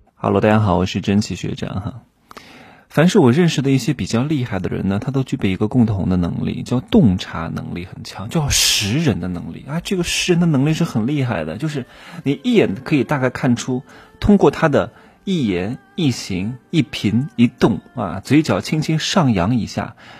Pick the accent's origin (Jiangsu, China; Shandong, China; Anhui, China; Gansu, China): Anhui, China; accent: southern Anhui (Wannan); now in Chengdu, China; 他说你是安徽人吗？我说啊